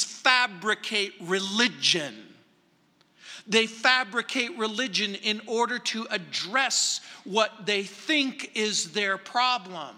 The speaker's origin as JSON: {"language": "English", "region": "Southern California", "country": "United States", "tie": "born or raised there", "moved": "yes", "lives_now": "Littleton, Colorado, United States"}